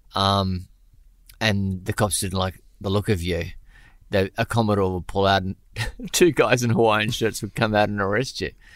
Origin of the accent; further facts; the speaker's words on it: Brisbane, Queensland, Australia; when I was growing up in Brisbane in the, um, going to school in Brisbane in the late eighties, early nineties